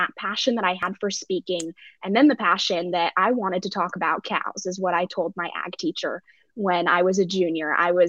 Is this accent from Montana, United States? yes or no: yes; Stevensville, Montana, United States; moved away; I grew up in Stevensville, which is very close to Hamilton